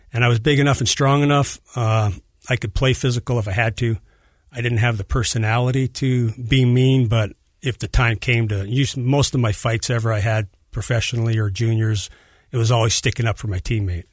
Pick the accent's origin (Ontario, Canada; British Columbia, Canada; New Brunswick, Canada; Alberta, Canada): Alberta, Canada; Edmonton; I'm from Edmonton, Alberta, up in Canada